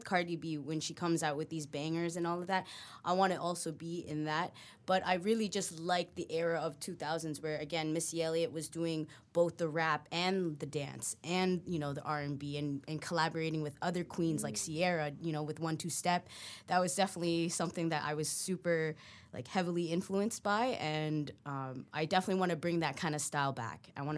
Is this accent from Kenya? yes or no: no; Philippines; Well, I actually I'm Filipino, so I grew up in a household with a lot of karaoke